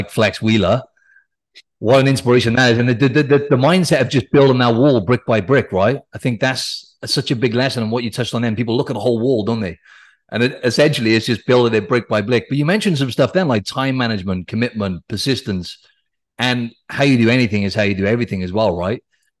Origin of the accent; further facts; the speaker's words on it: South Wales, United Kingdom; moved away; I'm from Wales. He's from South Wales as well, where I'm from back in the UK.